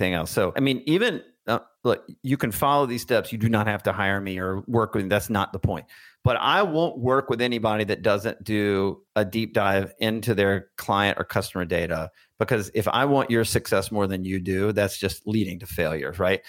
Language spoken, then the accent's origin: English; Birmingham, Alabama, United States; moved away as an adult; also born or lived in Washington, D.C.; I grew up in Birmingham, Alabama